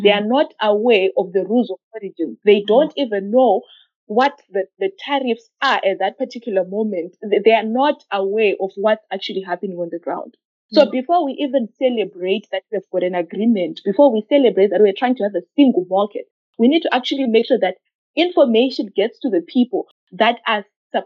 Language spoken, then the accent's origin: English; Zimbabwe; I come from Zimbabwe